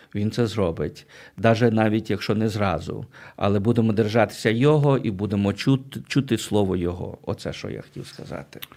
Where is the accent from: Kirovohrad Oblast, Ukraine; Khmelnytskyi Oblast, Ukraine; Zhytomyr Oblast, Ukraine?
Zhytomyr Oblast, Ukraine; Berdychiv; now in United States; я виріс в Бердичеві, в Житомирській області